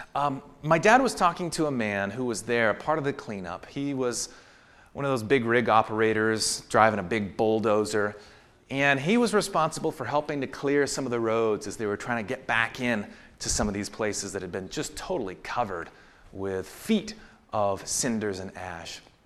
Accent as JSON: {"language": "English", "area": "the Northwest", "region": "Pacific Northwest", "country": "United States", "tie": "born or raised there", "said": "I grew up in the Northwest"}